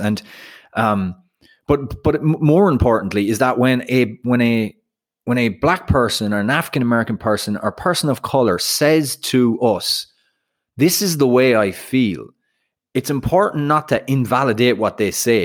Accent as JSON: {"language": "English", "country": "Ireland", "moved": "yes", "lives_now": "United States", "said": "being Irish"}